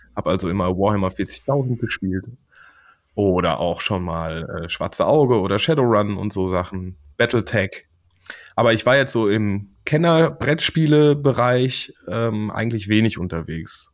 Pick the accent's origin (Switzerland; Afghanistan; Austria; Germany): Germany; Siegen, North Rhine-Westphalia; Ich komme aus Siegen